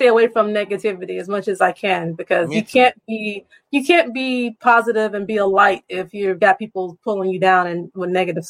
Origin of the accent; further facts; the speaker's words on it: the South, United States; Well, I grew up in the South, so I'm in the Bible Belt.